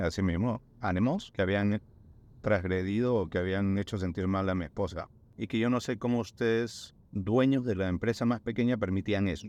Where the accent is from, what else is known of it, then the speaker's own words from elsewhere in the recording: Peru; moved away; yo siendo peruano